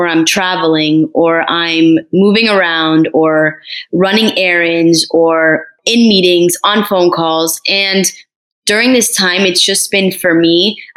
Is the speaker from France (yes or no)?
yes; Paris, Île-de-France, France; also born or lived in Morocco (ancestry); now in Miami, United States; I'm actually from Paris, France. I was born there